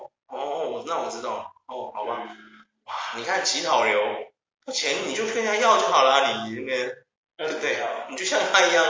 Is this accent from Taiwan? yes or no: yes; Taiwan; 会不会我们台湾人就是，我们离不开钱？